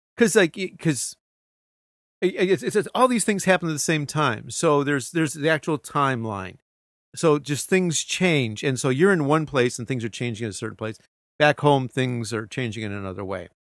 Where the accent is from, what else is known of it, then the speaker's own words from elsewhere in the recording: United States; moved away as an adult; now in Japan; I'm an American.